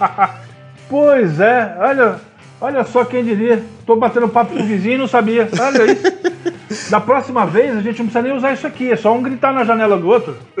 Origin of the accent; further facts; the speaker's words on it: Osasco, São Paulo, Brazil; Eu sou de Osasco